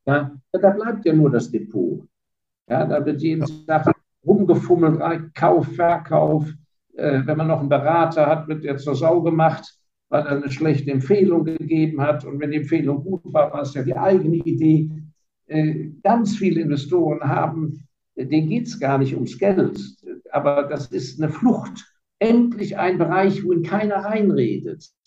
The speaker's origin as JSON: {"language": "German", "town": "Heidelberg", "region": "Baden-Württemberg", "country": "Germany", "tie": "born there", "also_born_or_lived": "Hong Kong", "said": "ich bin nicht in Hongkong geboren, ich bin geborener Heidelberger, da bin ich auch sehr stolz drauf."}